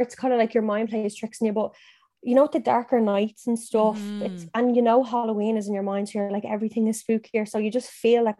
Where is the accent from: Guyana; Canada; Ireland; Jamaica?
Ireland; moved away as an adult; also born or lived in County Meath; now in Dublin, Ireland; So we're from Dublin, but I grew up in Meath and then I grew up in Cavan and now I'm back in Dublin.